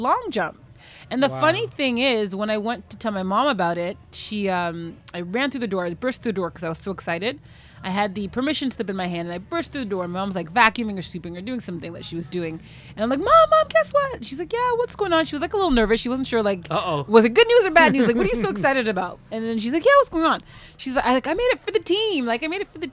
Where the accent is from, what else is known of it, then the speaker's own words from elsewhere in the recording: Pickering, Ontario, Canada; also born or lived in Oshawa, Ontario / Hamilton, Ontario; now in Ajax, Canada; when I was 8 and a half, we moved to Pickering, Ontario. So that's my official hometown